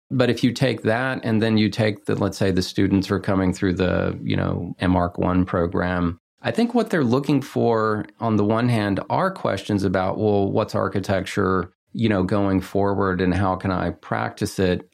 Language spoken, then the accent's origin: English; Texas, United States; now in Los Angeles, United States; growing up in Texas, landlocked and in the nineteen sixties